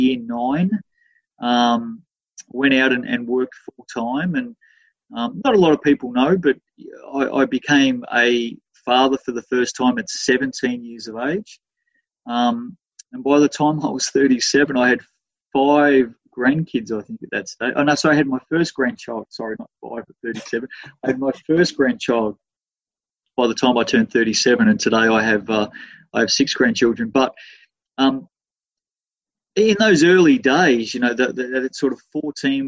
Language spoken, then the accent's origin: English; Melbourne, Victoria, Australia; I'm born and bred in Melbourne. You know, that's my home place